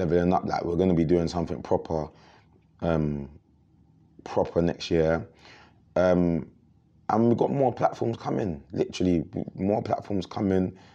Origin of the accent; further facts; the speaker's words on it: Croydon, London, United Kingdom; we come from Croydon